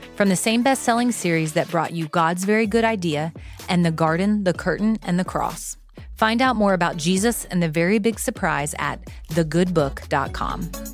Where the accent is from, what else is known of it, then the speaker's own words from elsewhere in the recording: Florida, United States; I grew up in Florida